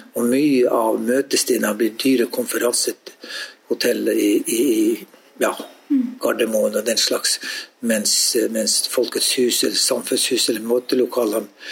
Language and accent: Norwegian; Jakobselv, Finnmark, Norway; hjemme i Jakobselv